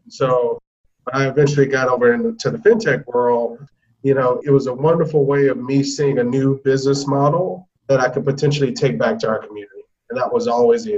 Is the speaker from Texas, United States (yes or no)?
no; Atlanta, Georgia, United States; I'm from Atlanta originally. What made me somewhat different was, you know, I grew up a ward of the state